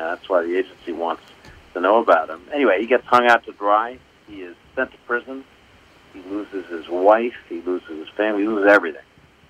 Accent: Washington, District of Columbia, United States; So, I grew up mostly in D.C. My music biography back in D.C. when I was a kid, there was something called the Howard Theater, which was like the Apollo in New York.

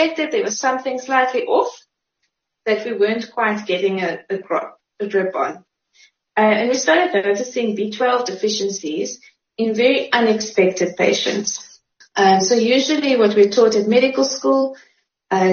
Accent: Uitenhage, Eastern Cape, South Africa; also born or lived in Graaff-Reinet; now in Port Elizabeth, South Africa; I moved over to Uitenhage when I was about 3. So I grew up in Uitenhage

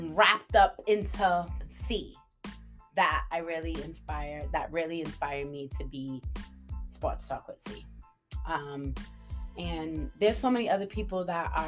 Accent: Providence, Rhode Island, United States; I'm from Providence

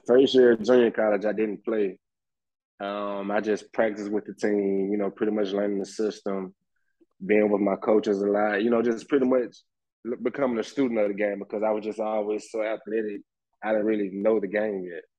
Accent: Birmingham, Alabama, United States; growing up in Birmingham playing football

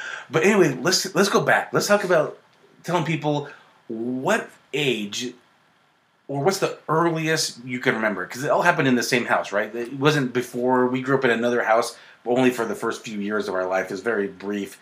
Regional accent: Midvale, Utah, United States; we grew up in Midvale, Utah

